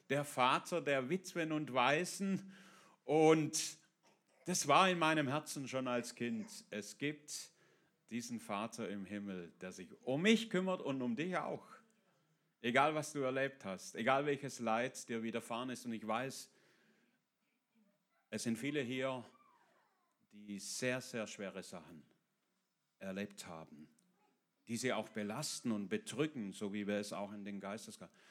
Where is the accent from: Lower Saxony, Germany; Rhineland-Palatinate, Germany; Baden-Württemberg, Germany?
Baden-Württemberg, Germany; Äh, ich bin im Süden Deutschlands in der Nähe von Stuttgart aufgewachsen.